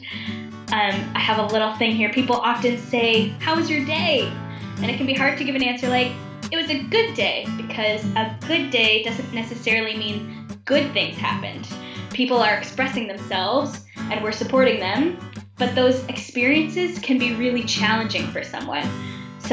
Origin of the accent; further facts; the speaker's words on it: Ottawa, Ontario, Canada; I was born and raised in Ottawa, Canada